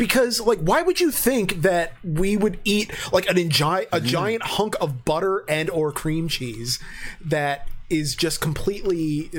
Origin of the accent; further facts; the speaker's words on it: Pennsylvania, United States; I'm from the Mushroom Capital, PA. I smell it a lot, but I'm going to Knoebels tomorrow morning.